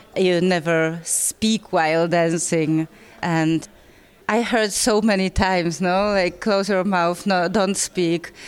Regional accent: Poland; I come from Poland

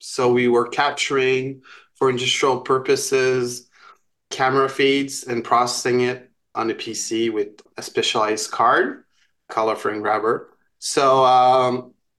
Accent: Montreal, Quebec, Canada; So I'm from Montreal.

